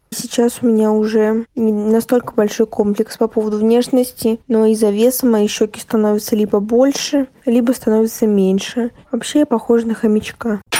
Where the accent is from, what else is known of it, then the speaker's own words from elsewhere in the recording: Yaroslavl, Yaroslavl Oblast, Russia; мне 14, я из Ярославля. Я бы хотела рассказать по поводу внешности, потому что я имею наполовину якутские корни.